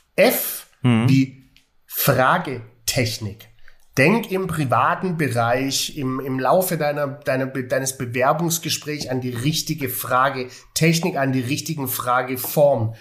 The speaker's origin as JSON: {"language": "German", "area": "Swabia", "region": "Baden-Württemberg", "country": "Germany", "said": "als Schwabe"}